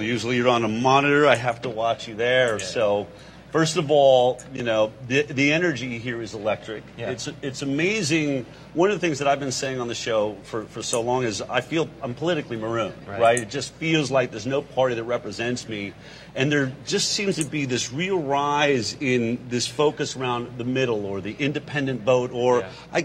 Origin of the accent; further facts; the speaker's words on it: United States; the slogan we were raised with in America